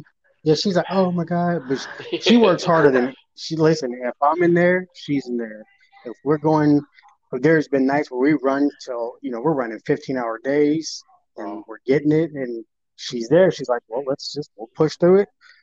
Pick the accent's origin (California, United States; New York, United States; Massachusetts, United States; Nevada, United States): Nevada, United States; Las Vegas; moved away as an adult; I was born and raised in Vegas. I'm from Vegas